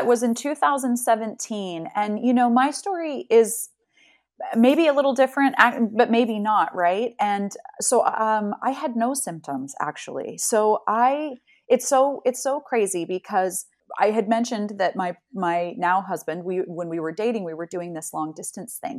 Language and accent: English; Salt Lake City, Utah, United States; moved away as an adult; now in Amsterdam, Netherlands; I am a native Salt Lake City, uh, I grew up in Salt Lake City, and I currently now live in Amsterdam